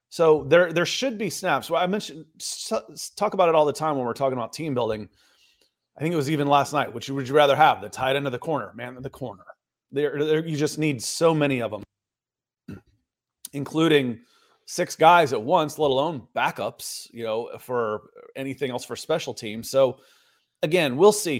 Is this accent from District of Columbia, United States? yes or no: no; Atlanta, Georgia, United States; born or raised there; also born or lived in Cleveland, Ohio